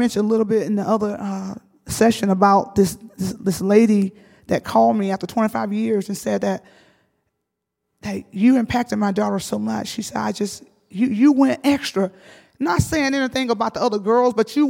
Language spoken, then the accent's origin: English; the South, United States; I grew up in the South. I grew up in a field.